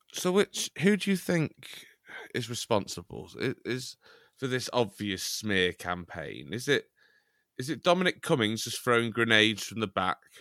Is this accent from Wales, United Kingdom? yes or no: no; Chester, North West England, United Kingdom; I'm from Chester